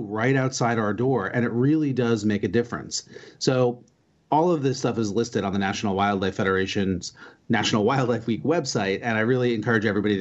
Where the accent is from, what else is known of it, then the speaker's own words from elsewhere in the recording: New Jersey, United States; moved away as an adult; also born or lived in Georgia / Virginia / Washington, D.C.; I grew up in New Jersey, and I actually just moved back here after being away for almost 30 years.